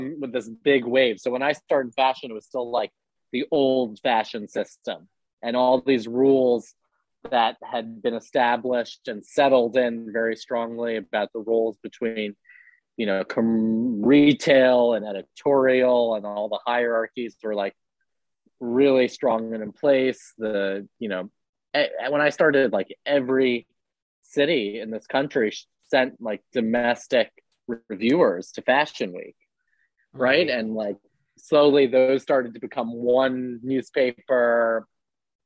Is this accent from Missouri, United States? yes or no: no; New York City, New York, United States; growing up in Soho, in New York City